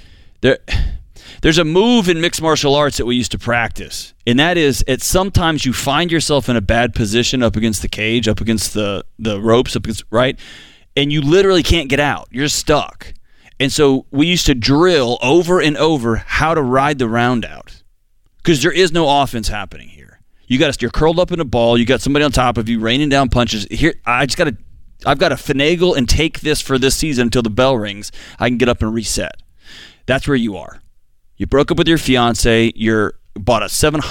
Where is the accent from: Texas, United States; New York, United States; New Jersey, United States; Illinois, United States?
Texas, United States; Houston; I'm from Houston